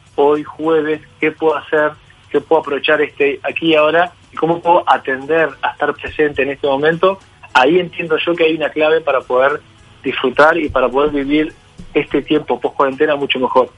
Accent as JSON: {"language": "Spanish", "country": "Uruguay", "said": "como uruguayos"}